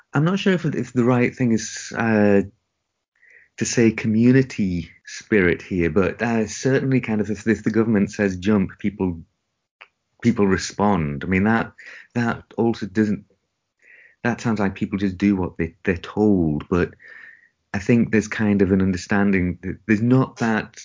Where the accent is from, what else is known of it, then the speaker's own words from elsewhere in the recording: England, United Kingdom; moved away as an adult; now in Japan; I am English